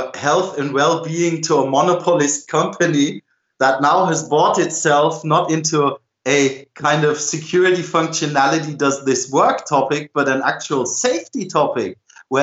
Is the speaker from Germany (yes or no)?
yes; Germany; I'm from Germany